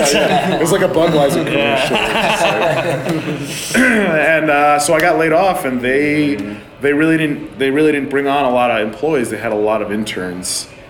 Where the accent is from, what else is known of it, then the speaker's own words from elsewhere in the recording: New Jersey, United States; I'm from New Jersey. Originally, I was born and raised in New Jersey. I grew up like 12 miles outside of New York City.